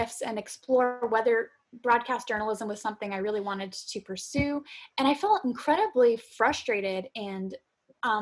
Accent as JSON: {"language": "English", "region": "Florida", "country": "United States", "said": "I'm from Florida"}